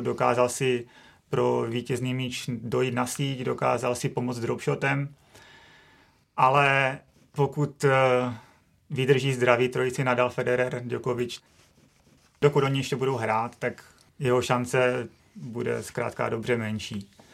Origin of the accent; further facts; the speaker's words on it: Czechia; jsme Češi